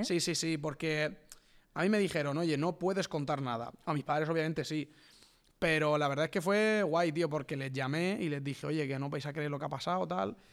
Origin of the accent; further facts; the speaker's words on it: Villena, Valencian Community, Spain; Yo vengo de Villena